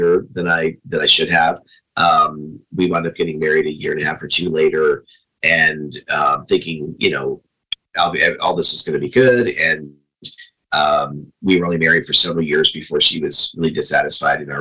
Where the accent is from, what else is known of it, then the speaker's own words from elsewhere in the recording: Binghamton, New York, United States; moved away as an adult; also born or lived in Chicago area; now in Arizona, United States; I moved from the Chicago area back to upstate New York, to my hometown